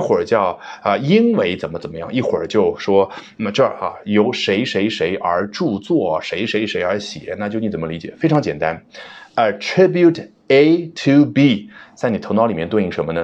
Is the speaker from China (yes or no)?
yes; China; 作为中国人